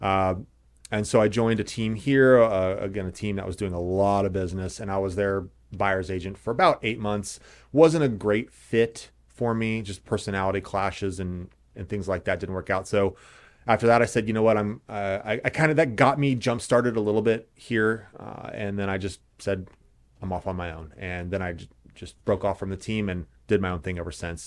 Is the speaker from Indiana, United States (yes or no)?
yes; Indianapolis, Indiana, United States; moved away as an adult; also born or lived in Los Angeles / Santa Monica; now in Carmel, United States; So born and raised in Indianapolis, went to North Central